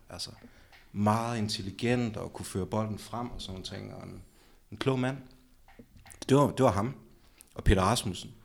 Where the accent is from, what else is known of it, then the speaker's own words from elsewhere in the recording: Aalborg, North Denmark Region, Denmark; jeg er fra 9000 Aalborg, og jeg er fra Eversvej, så jeg har ligesom haft Aalborg Stadion i min baghave